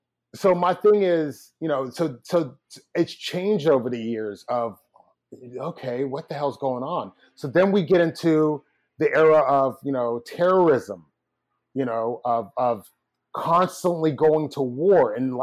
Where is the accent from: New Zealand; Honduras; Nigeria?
Nigeria; now in United States; Because I remember, I'm from Nigeria, and a part of my issue with Nigeria is I always said I'll invest in Nigeria when Nigeria invests in itself.